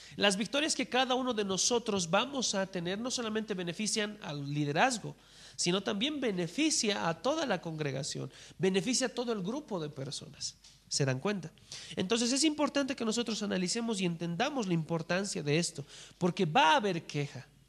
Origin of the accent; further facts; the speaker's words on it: Bolivia; en nuestra nación, en Bolivia